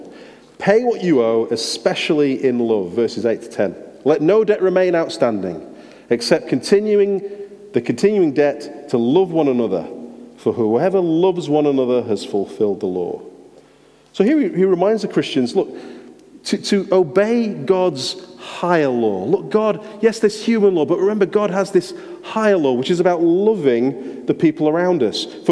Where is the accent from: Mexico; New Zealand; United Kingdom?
United Kingdom; England; being an English driver driving around Sweden